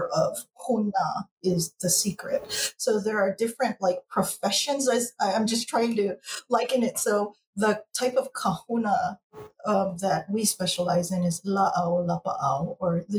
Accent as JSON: {"language": "English", "region": "Hawaii", "country": "United States", "tie": "born or raised there", "said": "I'm born and raised in Hawaii in a Native Hawaiian community"}